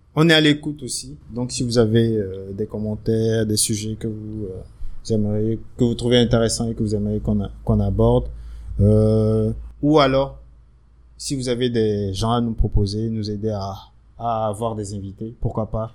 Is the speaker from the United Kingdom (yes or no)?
no; Benin; moved away as an adult; also born or lived in Ivory Coast / Morocco; je suis béninois, j'ai 33 ans et euh, je suis rentré au Bénin depuis très peu.